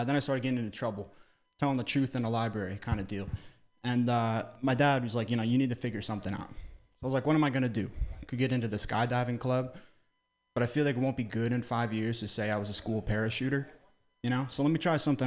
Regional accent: Vermont, United States; moved away as an adult; growing up in Vermont, Northeast

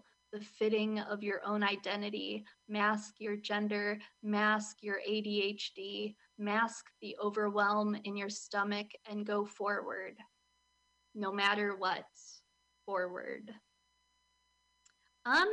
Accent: Milwaukee, Wisconsin, United States; I'm from Milwaukee

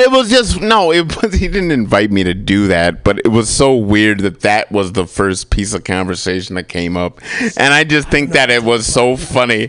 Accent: United States; I'm an American. I was born here

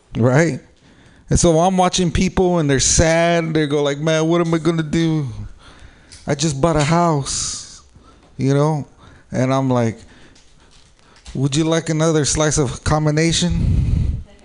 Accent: San Jose, California, United States; I am from San Jose. I'm from the South Bay

